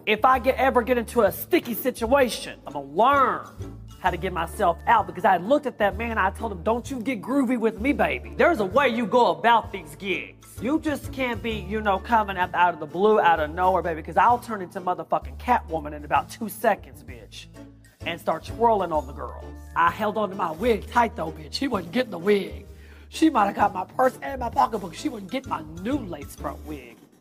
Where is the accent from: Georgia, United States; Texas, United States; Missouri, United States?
Texas, United States; Mesquite; I'm from Texas